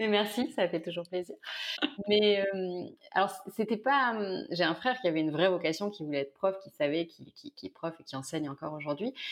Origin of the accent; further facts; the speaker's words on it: near Carpentras, Vaucluse, Provence-Alpes-Côte d'Azur, France; also born or lived in Avignon; now in Marseille, France; je suis née près de Lille. Et, euh, et, et, en fait, on a déménagé, j'avais 5-6 ans. Mon père a été muté. Donc là, je suis arrivée dans le sud de la France, dans le Vaucluse. Euh, près de Carpentras